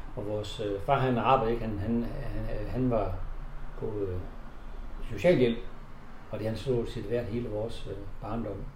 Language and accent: Danish; Horsens, Central Denmark Region, Denmark; Så vi er født i, i, i Nygade